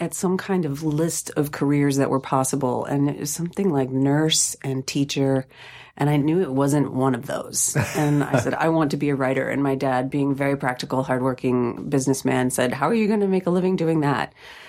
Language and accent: English; Sylvania, Ohio, United States; I grew up in Ohio. Where? Just outside of Toledo in Sylvania.